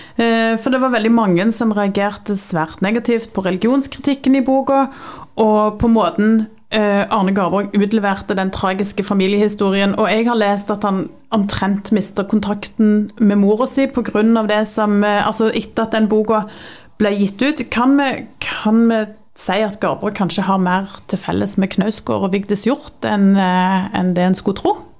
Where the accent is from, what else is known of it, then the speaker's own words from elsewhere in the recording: Jæren, Rogaland, Norway; jeg er fra Jæren